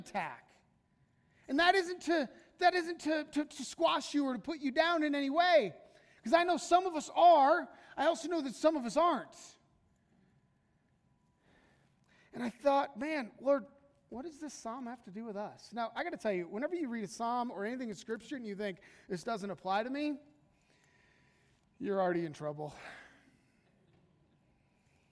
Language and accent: English; United States; American Christians